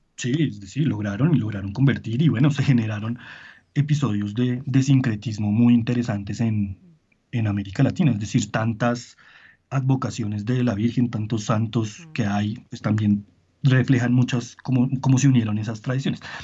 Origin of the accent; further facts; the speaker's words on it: Colombia; en Colombia nos da dolor de cabeza